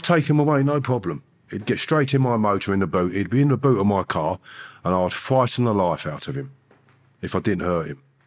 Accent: Harefield, London, United Kingdom; the place where I grew up in Harefield

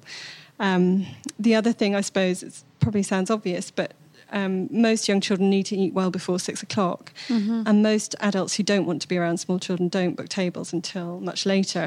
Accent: Bath, South West England, United Kingdom; my hometown of Bath

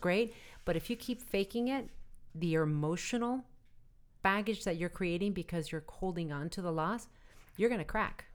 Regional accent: Arizona, United States; moved away; And I come from Arizona where people have gun racks, even my family, in the back of their trucks. And as kids, we grew up using guns

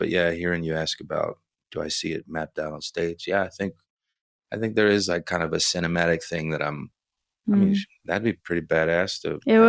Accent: Houston, Texas, United States; Yeah, in Houston. I was born in August of 83, and my mother was going into labor during Hurricane Alicia.

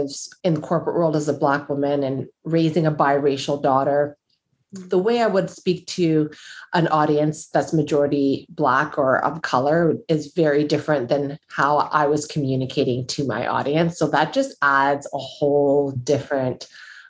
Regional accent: Canada; also born or lived in United States; As a Black woman, as a Black Canadian woman, because I lived in the US and I am Canadian

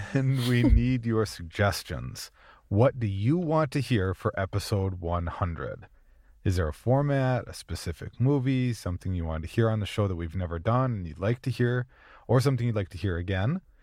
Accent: Minnesota, United States; I'm from Minnesota

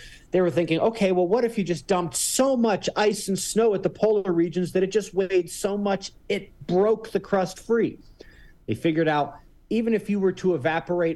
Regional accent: Pittsburgh, Pennsylvania, United States; now in Colorado, United States; I'm from Pittsburgh.

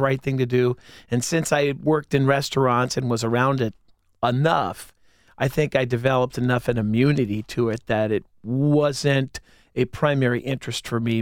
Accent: Whitehall, Ohio, United States; also born or lived in Clintonville, Columbus; I grew up in Whitehall

